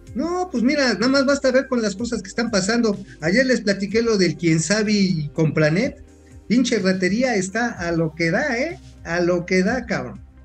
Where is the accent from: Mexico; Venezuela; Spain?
Mexico